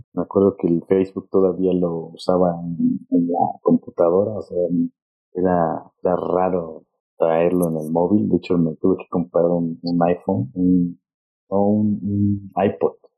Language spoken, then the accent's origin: Spanish; Mexico; moved away as an adult; also born or lived in London; qué hablamos en México